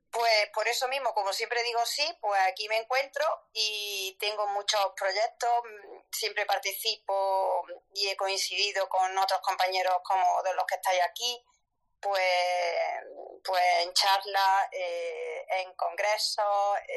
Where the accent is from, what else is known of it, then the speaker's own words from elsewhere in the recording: Córdoba, Andalusia, Spain; now in Jaén, Spain; soy cordobesa, igual que Rottenmeier